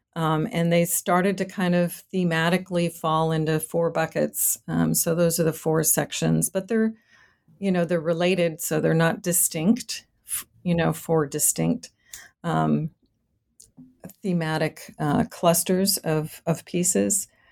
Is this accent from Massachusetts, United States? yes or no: yes; Boston, Massachusetts, United States; moved away as an adult; now in Rio Grande Valley, Texas, United States; I was born and raised in Boston, Massachusetts